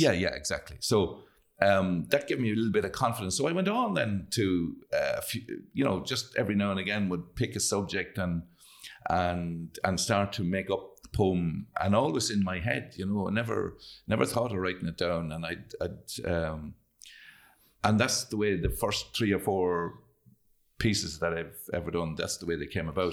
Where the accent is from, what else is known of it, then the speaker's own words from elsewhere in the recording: Carrigallen, Connacht, Ireland; We grew up on a, a small farm, didn't have a whole lot of money, lived out in, in, uh, I live in a place between Kerrigallon and Newtown Gore